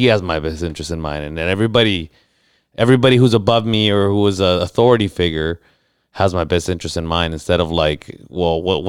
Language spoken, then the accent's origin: English; National City, California, United States; growing up in National City and growing up in situations where you kind of have to learn to take care of yourself too